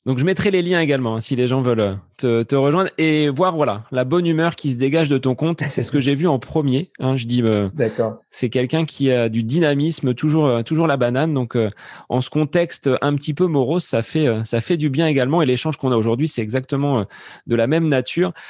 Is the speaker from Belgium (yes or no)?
no; Centre-Val de Loire, France; On est du Loiret tous les deux